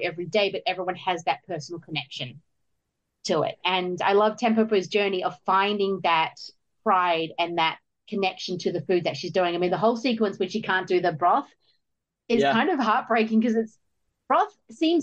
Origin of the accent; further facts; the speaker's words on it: New Zealand; I'm a New Zealander.